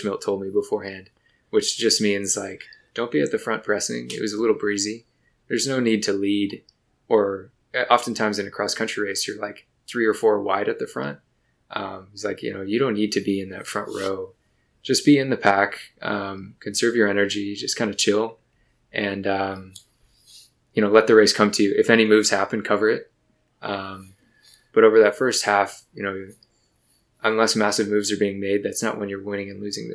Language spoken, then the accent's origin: English; Michigan, United States; moved away; I grew up in Michigan